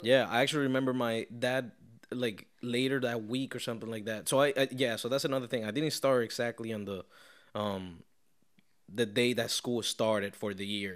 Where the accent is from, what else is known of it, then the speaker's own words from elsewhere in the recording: Caracas, Capital District, Venezuela; now in Tampa, United States; I am from Caracas, Venezuela.